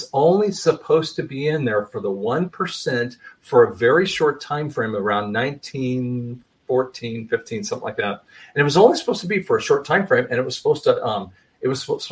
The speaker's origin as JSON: {"language": "English", "region": "England", "country": "United Kingdom", "said": "I'm an English guy"}